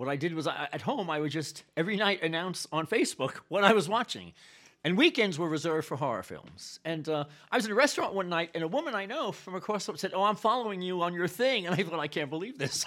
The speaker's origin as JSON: {"language": "English", "town": "New York City", "region": "New York", "country": "United States", "tie": "born or raised there", "said": "I'm from about ten blocks north of Yankee Stadium. I'm the real deal. I was born in the South Bronx during the shitty years of the seventies."}